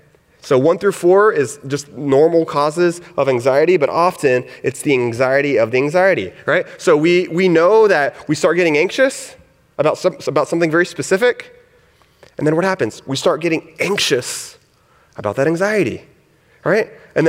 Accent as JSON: {"language": "English", "region": "the South", "country": "United States", "tie": "born or raised there", "said": "I grew up in the South, hence my accent."}